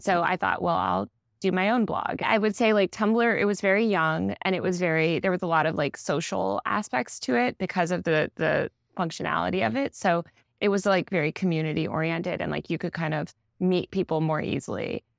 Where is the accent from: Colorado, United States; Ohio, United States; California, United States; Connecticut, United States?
Connecticut, United States; Old Greenwich; also born or lived in New York City; I mostly grew up in Old Greenwich, Connecticut, which is about an hour outside the city